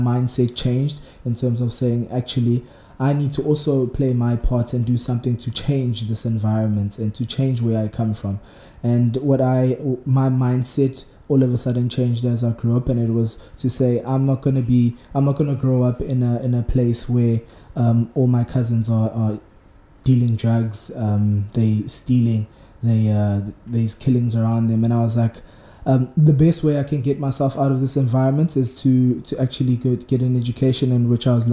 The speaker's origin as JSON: {"language": "English", "town": "Margate", "region": "KwaZulu-Natal", "country": "South Africa", "tie": "born or raised there", "also_born_or_lived": "Nkotsaneni", "said": "On the South Coast, I came from Nkotsaneni, but originally I was raised in Margate."}